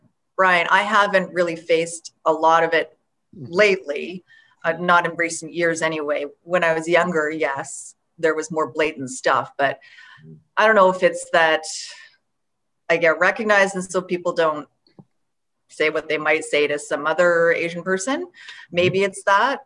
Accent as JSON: {"language": "English", "area": "Vancouver", "region": "British Columbia", "country": "Canada", "tie": "born or raised there"}